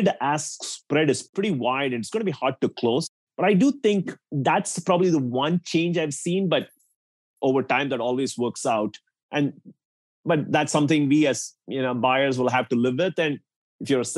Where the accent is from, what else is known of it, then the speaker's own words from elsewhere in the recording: India; now in United States; I grew up in India